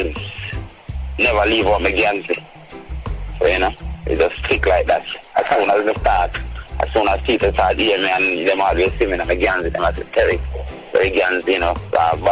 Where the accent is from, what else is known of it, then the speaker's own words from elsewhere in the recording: Hanover, Jamaica; I grew up in Hanover, you know. And I live in the district of Skinish, situated in the western part of Jamaica